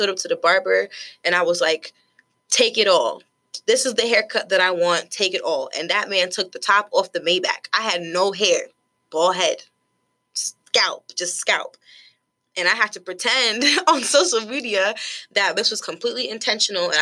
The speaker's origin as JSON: {"language": "English", "country": "United States", "tie": "born or raised there", "said": "I am a first-generation American. Both of my parents are from Haiti. I was born in the States"}